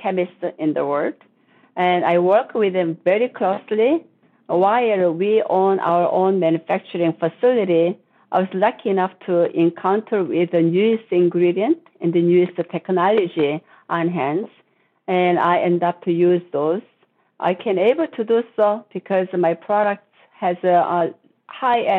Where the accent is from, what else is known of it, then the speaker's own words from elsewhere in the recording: South Korea; moved away as an adult; now in United States; I was born in Korea. I was living in Korea until I was 21. And then I came to the U.S. to go to college